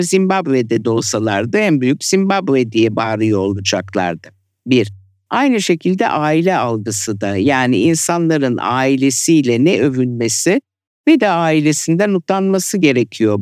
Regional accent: Turkey; born or raised there; moved away; also born or lived in Italy / France

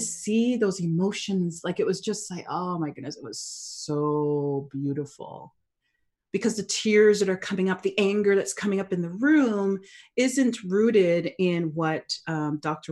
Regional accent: Canada; I was born and raised in Canada.

